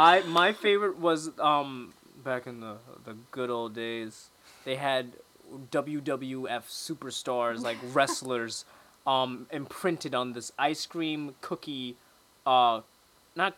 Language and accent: English; New York City, New York, United States; As a New Yorker